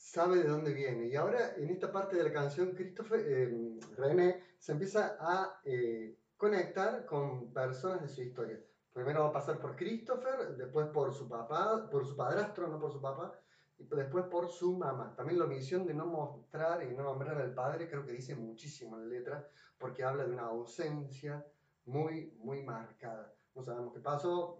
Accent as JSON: {"language": "Spanish", "region": "Córdoba", "country": "Argentina", "said": "yo soy cordobés"}